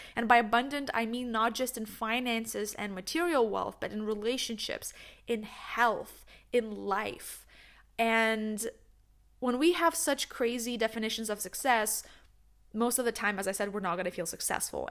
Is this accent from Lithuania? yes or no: yes; Lithuania; also born or lived in New York, United States; now in Netherlands; I'm originally from Lithuania